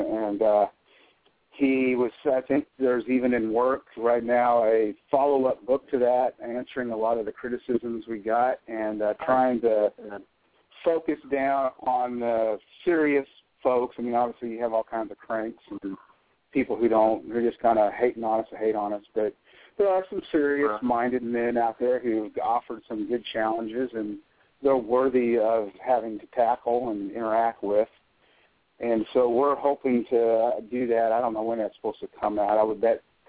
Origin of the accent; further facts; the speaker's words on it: Arkansas, United States; moved away as an adult; also born or lived in Missouri; When we moved to Arkansas from Missouri, we started to attend my mother's family's church